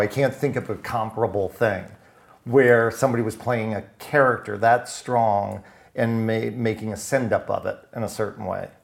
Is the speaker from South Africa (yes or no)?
no; West Palm Beach, Florida, United States; I am from Florida. I was raised in West Palm Beach, Florida